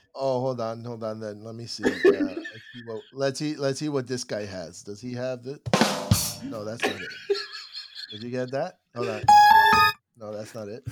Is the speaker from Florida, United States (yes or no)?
yes; Miami, Florida, United States; born and raised in Miami